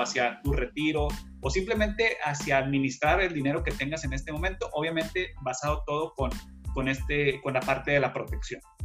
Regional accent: Monterrey, Nuevo León, Mexico; now in Houston, United States; ambos somos regios, que, que hay una población grande de regios, que a los regios son aquellas personas que originarios de la ciudad de Monterrey

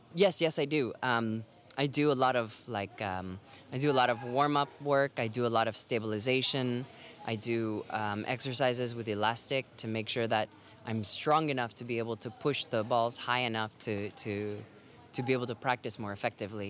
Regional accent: Florida, United States; now in Boston, United States; I live in Boston, but I'm originally from Florida

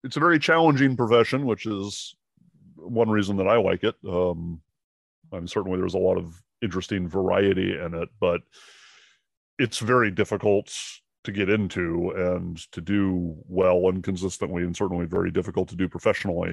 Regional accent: Seattle, Washington, United States; moved away as an adult; now in Savannah, United States; I'm from Seattle originally, so I did a lot of theater and some little indie films there

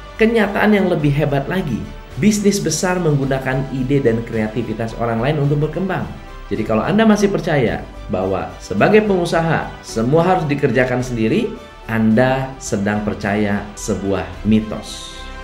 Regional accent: Bogor, West Java, Indonesia; moved away; Setiap kali saya pulang ke Bogor, saya selalu senang, bahagia, bukan karena itu adalah tanah kelahiran saya

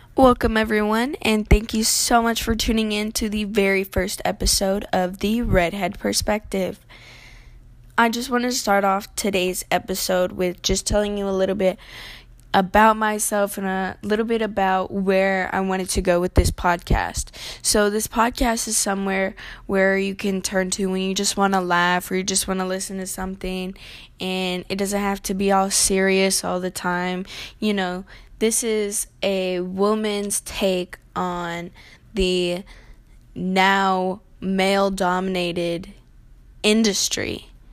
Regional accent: the South, United States; born and raised in the South.

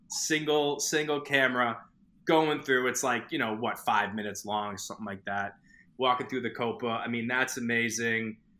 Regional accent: Boston, Massachusetts, United States; I grew up in Boston

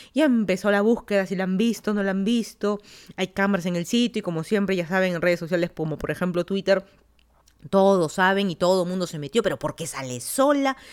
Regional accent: Lima, Peru; moved away as an adult; also born or lived in Florida, United States / Virginia, United States; now in Fairfax County, Virginia, United States; yo soy de Lima, Perú, me mudé a Estados Unidos hace seis años

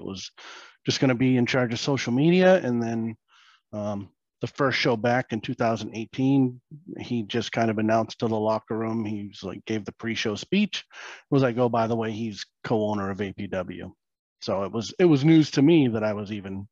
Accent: New Hampshire, United States; I'm a New Hampshire boy. I grew up in New Hampshire, left, went to the military, came back, set down roots in New Hampshire

